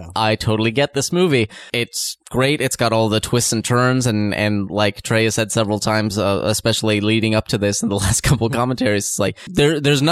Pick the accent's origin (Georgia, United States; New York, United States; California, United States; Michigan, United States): California, United States; Southern; I grew up in SoCal, so we'd go to Universal Studios